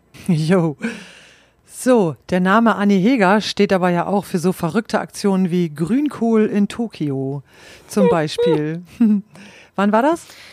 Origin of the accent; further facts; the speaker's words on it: East Frisia, Lower Saxony, Germany; ich in Ostfriesland aufgewachsen bin